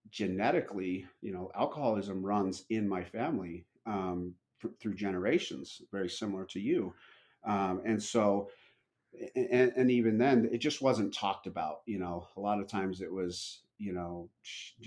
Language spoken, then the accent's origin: English; Utah, United States; I was born and raised in Utah